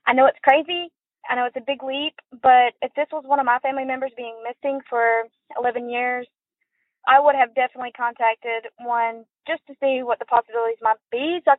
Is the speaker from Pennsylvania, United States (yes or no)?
no; Fitzgerald, Georgia, United States; I grew up in Fitzgerald, Georgia, and I currently live here.